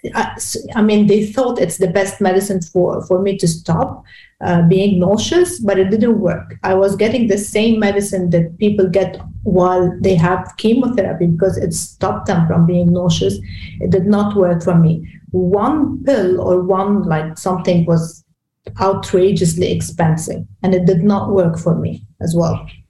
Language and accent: English; Beirut, Beirut Governorate, Lebanon; English is a second language; I'm from Lebanon. I was born in Lebanon, in Beirut. So Beirut is B city is my city